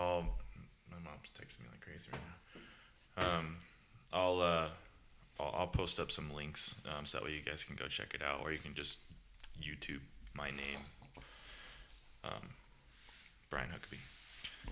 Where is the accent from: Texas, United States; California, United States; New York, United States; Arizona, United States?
California, United States; Southern; born and raised in Southern California.